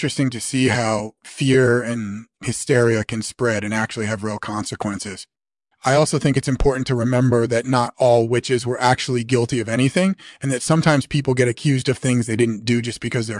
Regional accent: Tasmania, Australia; I grew up in Tasmania, which is on the eastern coast of Australia

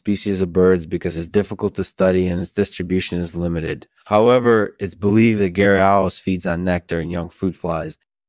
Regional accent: Michigan, United States; I'm originally from Michigan.

